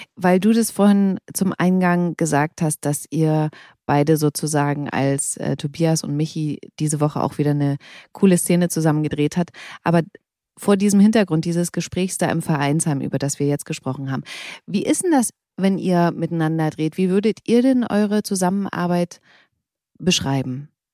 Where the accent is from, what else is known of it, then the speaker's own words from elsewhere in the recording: Bautzen, Saxony, Germany; ich komme aus Bautzen